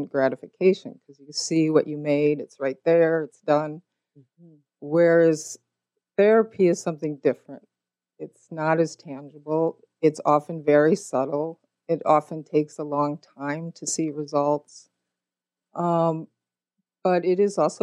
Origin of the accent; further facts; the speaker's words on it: Minnesota, United States; also born or lived in Montana; I grew up in Minnesota and in Montana